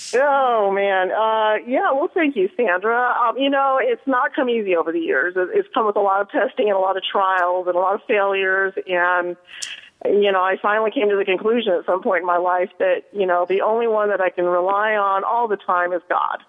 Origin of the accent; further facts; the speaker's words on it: Colorado, United States; now in Southern California, United States; I'm from Colorado originally, but I've been living in Southern California for